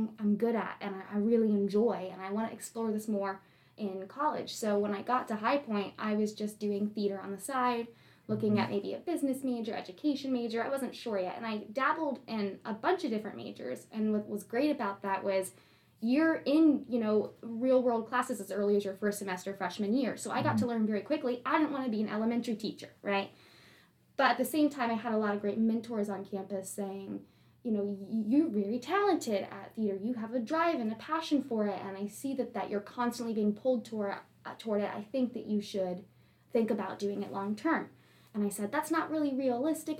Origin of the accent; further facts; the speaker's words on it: Dayton, Ohio, United States; moved away as an adult; now in High Point, United States; I'm from Dayton, Ohio